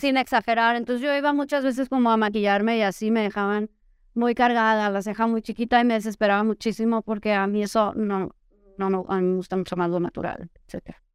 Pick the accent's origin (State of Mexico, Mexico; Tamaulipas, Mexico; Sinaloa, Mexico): Sinaloa, Mexico; Los Mochis; soy de los Mochis, Sinaloa